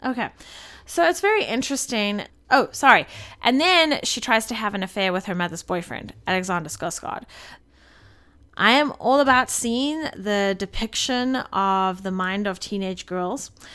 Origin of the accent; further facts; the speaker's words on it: South Africa; moved away; being a South African